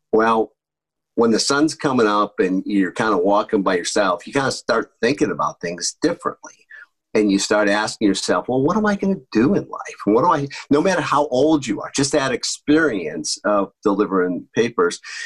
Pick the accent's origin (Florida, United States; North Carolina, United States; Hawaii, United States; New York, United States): New York, United States; Fairport; I grew up just outside of Rochester, New York, in a small town called Fairport, New York